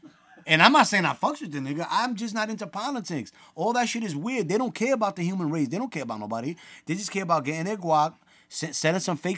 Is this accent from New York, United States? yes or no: yes; New York City, New York, United States; I'm not an immigrant, nigga. I was born in the Bronx.